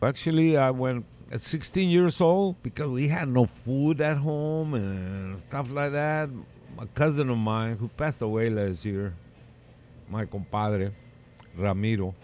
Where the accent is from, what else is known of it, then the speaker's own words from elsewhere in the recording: Tijuana, Baja California, Mexico; also born or lived in South San Francisco; now in San Francisco, United States; I was raised in Tijuana